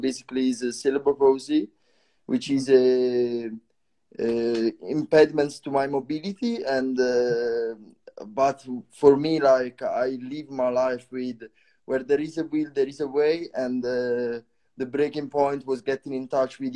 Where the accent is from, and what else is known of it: Italy; English is a second language; moved away as an adult; also born or lived in Bristol, United Kingdom; now in Netherlands